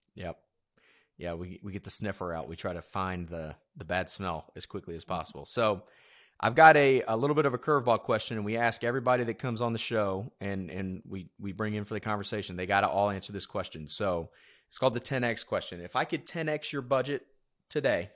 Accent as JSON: {"language": "English", "region": "South Georgia", "country": "United States", "moved": "yes", "said": "I'm from South Georgia originally, which is like a swamp."}